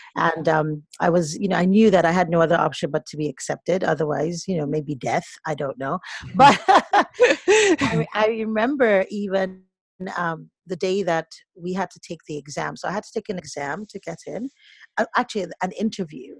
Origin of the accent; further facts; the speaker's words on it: Lagos, Nigeria; also born or lived in Boston, United States / Nnewi, Anambra State (family origin); now in United States; I was born in Boston, mm-hmm. but I am originally, I'm Nigerian